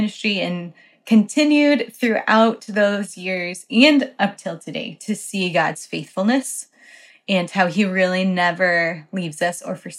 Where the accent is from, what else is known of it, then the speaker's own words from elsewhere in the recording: Colorado, United States; moved away as an adult; also born or lived in Poland; my church where I grew up in Colorado supported JV missionaries.